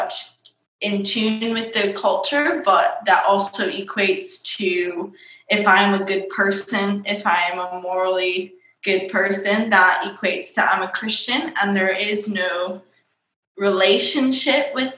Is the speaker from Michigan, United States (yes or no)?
yes; Michigan, United States; I was raised in a different state called Michigan